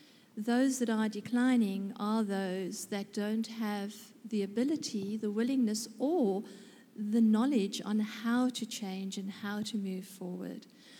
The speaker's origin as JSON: {"language": "English", "country": "South Africa", "moved": "yes", "lives_now": "Australia", "said": "in my 6 years that I've been in Australia, because I was in South Africa prior to that, surprisingly, by my accent"}